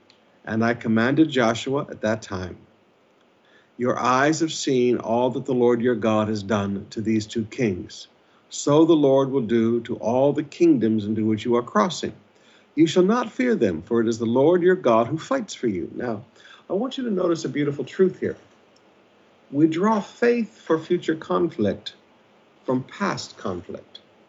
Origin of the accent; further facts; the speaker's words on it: Philippines; I've been your pastor for 40 years. I've lived as a Filipino pastor.